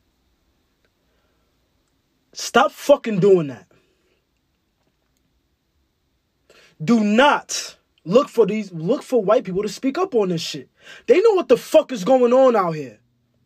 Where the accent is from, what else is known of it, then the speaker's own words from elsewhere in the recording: New York City, New York, United States; also born or lived in Ghana; I'm from Bed-Stuy.